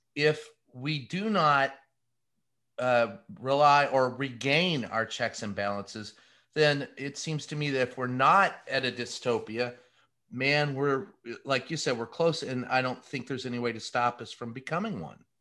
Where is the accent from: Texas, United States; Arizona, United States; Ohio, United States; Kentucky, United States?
Kentucky, United States; Louisville; I grew up in Louisville, Kentucky. So little, uh, uh you know, Lebanese boy